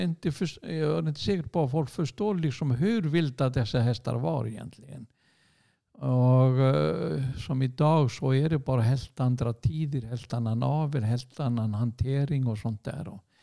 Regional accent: Hafnarfjörður, Capital Region, Iceland; Swedish is a second language; moved away as an adult; also born or lived in Sweden; sen är jag uppväxt där i Hafnarfjärde och gick min skol, skola där

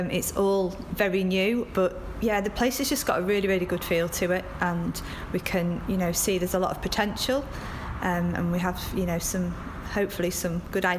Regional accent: Yorkshire and the Humber, United Kingdom; we're from North Yorkshire, grown up here, live not far away

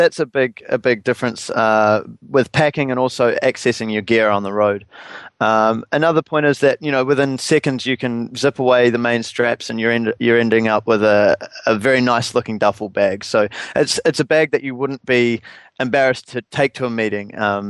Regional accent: New Zealand; it did make me feel like while growing up in New Zealand can be a barrier in terms of travel distance, it doesn't have to be a barrier in terms of business success.

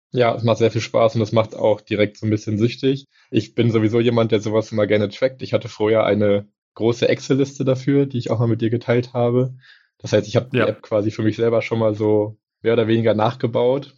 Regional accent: Germany; bei uns in Deutschland

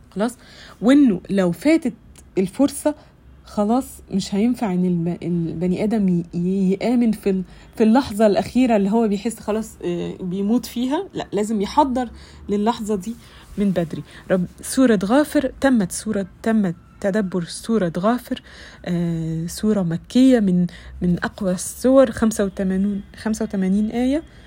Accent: Egypt; عندنا في مصر

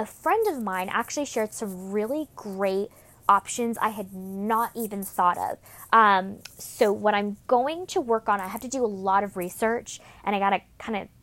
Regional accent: Sacramento, California, United States; Sacramento, since that is the heart and gold, my hometown, where I grew up and was raised

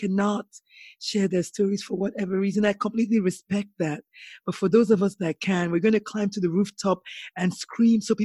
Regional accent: Nigeria; I grew up in Nigeria

